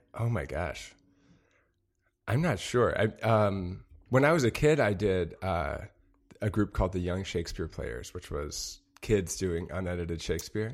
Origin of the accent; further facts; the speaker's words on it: Madison, Wisconsin, United States; moved away; also born or lived in Chicago; I am from Madison, Wisconsin